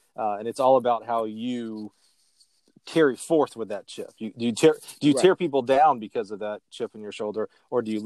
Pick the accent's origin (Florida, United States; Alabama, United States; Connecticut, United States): Alabama, United States; moved away; I grew up in Alabama